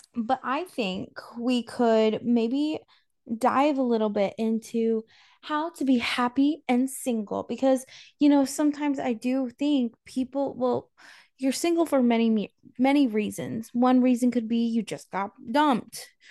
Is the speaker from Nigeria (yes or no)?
no; North Carolina, United States; now in Florida, United States; I grew up in North Carolina and in my small town